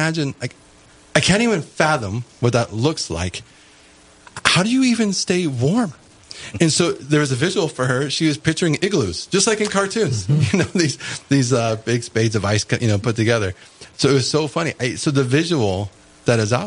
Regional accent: California, United States; moved away; also born or lived in Cincinnati / Minnesota; I'm from California originally

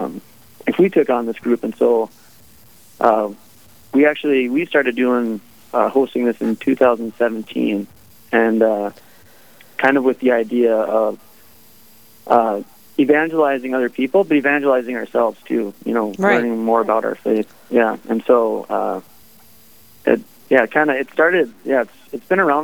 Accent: Bismarck, North Dakota, United States; I grew up in Bismarck, North Dakota

